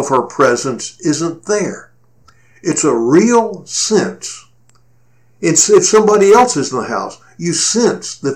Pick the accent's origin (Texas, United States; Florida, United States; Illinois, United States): Texas, United States; Cleveland; my hometown of Cleveland, Texas